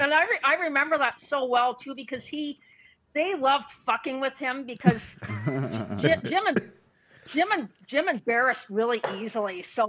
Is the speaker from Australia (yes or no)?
no; Halifax, Nova Scotia, Canada; accent: East Coast; I born and raised in Halifax. I love this place.